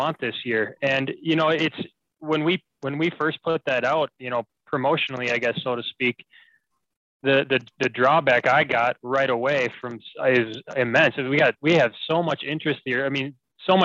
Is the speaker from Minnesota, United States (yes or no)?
yes; Minneapolis, Minnesota, United States; moved away as an adult; now in Bemidji, United States; I'm from the Twin Cities.